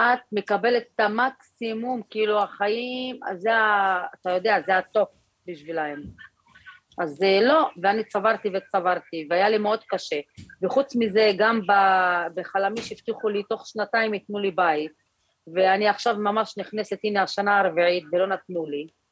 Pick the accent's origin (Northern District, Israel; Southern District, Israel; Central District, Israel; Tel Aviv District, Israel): Tel Aviv District, Israel; Jaffa; אני נולדתי כאן, אני אפואית, גם הילדים שלי